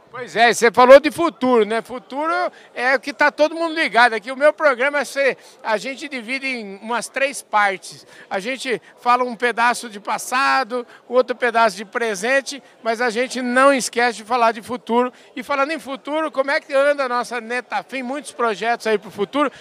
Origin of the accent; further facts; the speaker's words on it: Porangaba, São Paulo, Brazil; accent: caipira; eu nasci em Porangaba, fica 90 quilômetros de Botucatu.